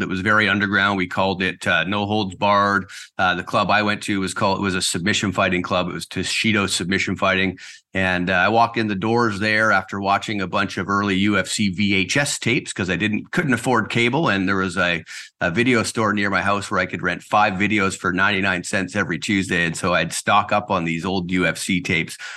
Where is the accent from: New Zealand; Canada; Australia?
Canada; Surrey, British Columbia; moved away as an adult; also born or lived in Kelowna; now in Nanaimo, Canada; I was born and raised in South Surrey, White Rock